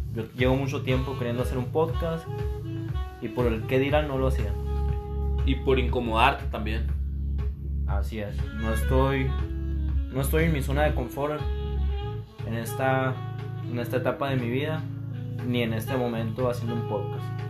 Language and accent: Spanish; Hermosillo, Sonora, Mexico; Soy un joven de 23 años de Hermosillo, Sonora